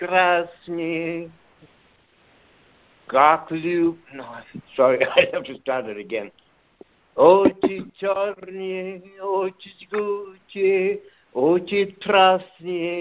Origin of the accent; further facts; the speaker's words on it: India; I'm from India